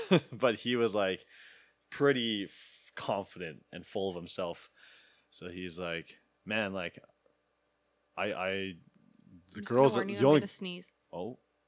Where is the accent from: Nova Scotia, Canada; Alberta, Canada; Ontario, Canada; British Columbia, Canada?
Alberta, Canada; Sherwood Park; Because I told her that I grew up in a white suburban neighborhood. I grew up in Sherwood Park. I was surrounded by white girls my whole life.